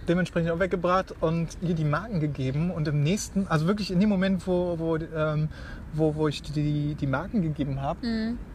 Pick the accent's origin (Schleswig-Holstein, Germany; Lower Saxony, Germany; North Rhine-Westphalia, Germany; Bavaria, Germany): North Rhine-Westphalia, Germany; Aachen; ich komme aus Aachen